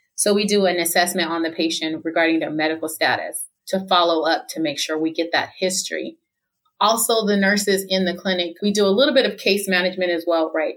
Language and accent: English; Fontana, California, United States; I've lived here my whole life. I'm 43 years old and I was raised in Fontana Rialto area, San Bernardino